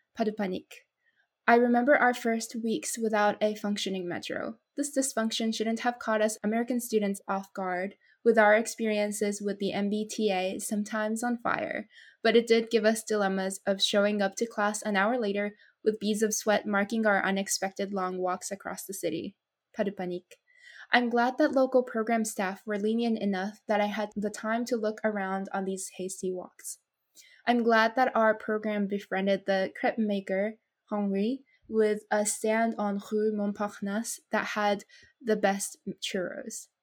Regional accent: Japan; now in United States; had just been born and brought up in my home country which is japan

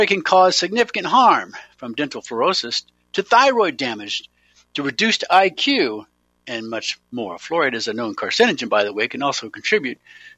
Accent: Eugene, Oregon, United States; I grew up in Eugene, Oregon

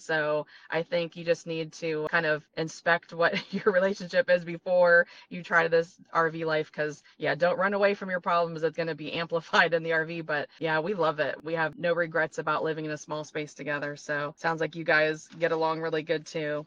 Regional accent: Ohio, United States; moved away; also born or lived in Florida; We are from Ohio and then we moved to Florida for 20 years

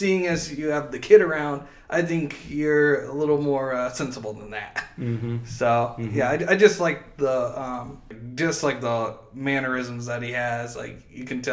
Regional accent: Howard City, Michigan, United States; I grew up in Howard City, which is a small town

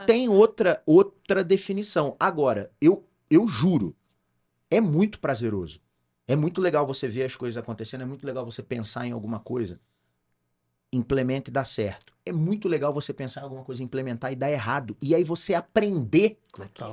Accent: Rio de Janeiro, Brazil; now in Campinas, Brazil; eu sou carioca

